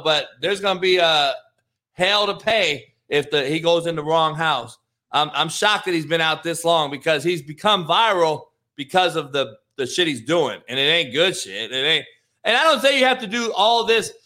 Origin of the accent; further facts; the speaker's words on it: Compton, California, United States; I'm from Compton in the hood.